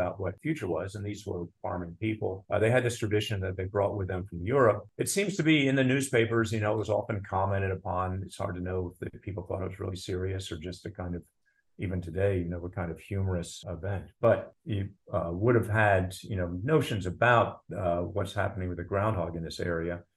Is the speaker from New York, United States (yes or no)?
no; Philadelphia, Pennsylvania, United States; I had Pennsylvania German ancestors, but I was raised in Philadelphia